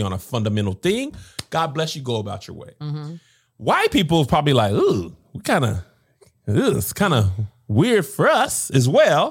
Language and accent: English; El Paso, Texas, United States; I grew up in El Paso, Texas